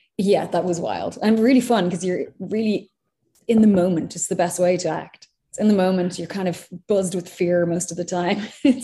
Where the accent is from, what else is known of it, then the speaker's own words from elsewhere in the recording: Ireland; moved away as an adult; also born or lived in London; now in United States; I'm Irish.